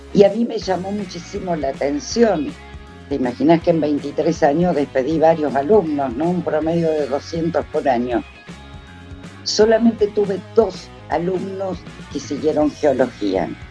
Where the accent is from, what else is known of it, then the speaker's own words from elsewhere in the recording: Cutral Có, Neuquén, Argentina; Nací en Neuquén, precisa, eh, específicamente en Cutralcó, comarca petrolera